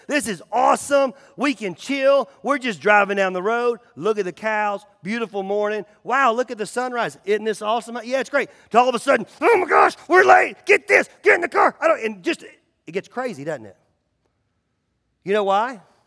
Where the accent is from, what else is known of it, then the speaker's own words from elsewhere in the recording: United States; It's called being an American